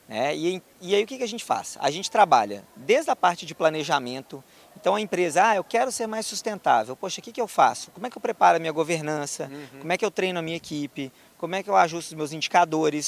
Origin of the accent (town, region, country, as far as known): Belo Horizonte, Minas Gerais, Brazil; born or raised there